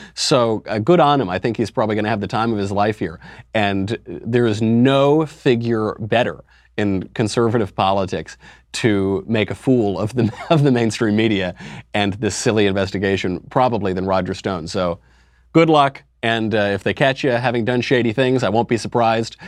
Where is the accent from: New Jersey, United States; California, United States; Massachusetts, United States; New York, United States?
New York, United States; I'm from New York.